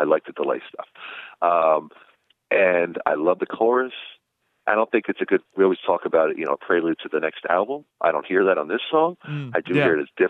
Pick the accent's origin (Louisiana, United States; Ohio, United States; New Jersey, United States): New Jersey, United States; I grew up in New Jersey